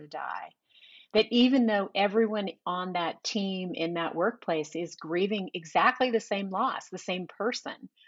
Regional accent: San Jose, California, United States; moved away as an adult; also born or lived in Portland; now in Sacramento, United States; I grew up in San Jose

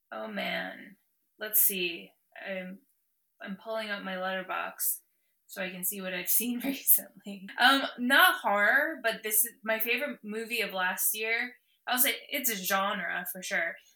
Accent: Morris County, New Jersey, United States; moved away as an adult; also born or lived in Los Angeles / Philadelphia; I grew up in Morris County

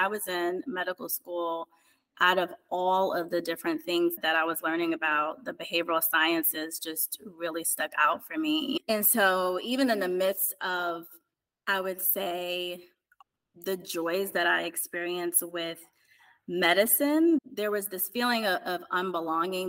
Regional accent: East Orange, New Jersey, United States; I grew up in East Orange, New Jersey, in the inner city

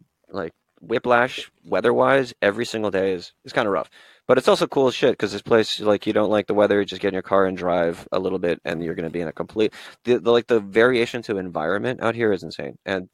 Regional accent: Bolivia; also born or lived in Washington, D.C., United States / Honduras / El Salvador; So I was born in Washington, D.C., and then lived kind of in Latin America, Central and South America growing up. My father was in the Foreign Service, so bounced around Bolivia, Honduras, and El Salvador.

